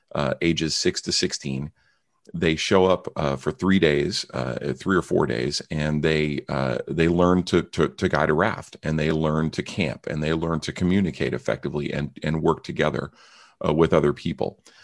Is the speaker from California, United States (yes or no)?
yes; San Francisco Bay Area, California, United States; also born or lived in Mount Rainier National Park, Washington State; I grew up in the San Francisco Bay Area